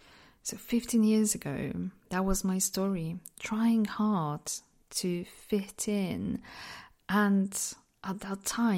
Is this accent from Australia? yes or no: no; Poland; accent: mix of accents; English is a second language; I'm from Poland, but because I lived in so many different places, my accent is just a bit, it's just a mix of all different accents